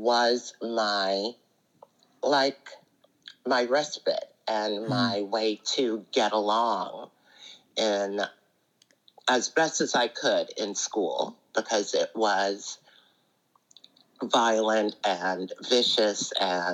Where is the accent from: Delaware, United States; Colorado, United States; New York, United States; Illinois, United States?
New York, United States; New York City; also born or lived in Jamaica; I was born in Jamaica, and we moved here, me and my mom, when I was around 5, and grew up here in Brooklyn.